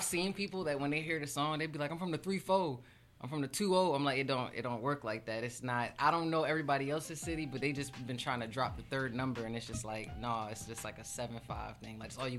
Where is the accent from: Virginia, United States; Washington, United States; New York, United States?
Virginia, United States; Hampton; I'm from Hampton.